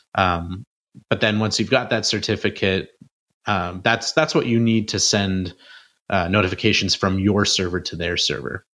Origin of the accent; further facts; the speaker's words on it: Canada; I'm from Canada